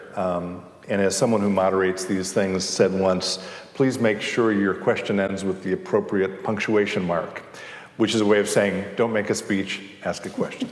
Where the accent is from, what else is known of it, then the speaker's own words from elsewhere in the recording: Chicago, Illinois, United States; I'm from Chicago.